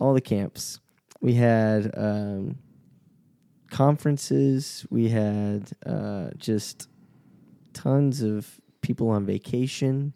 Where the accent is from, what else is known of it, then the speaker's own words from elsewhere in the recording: Shreveport, Louisiana, United States; moved away; I grew up in Shreveport